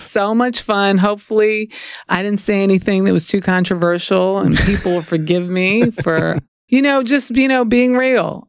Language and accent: English; New Orleans, Louisiana, United States; I'm from New Orleans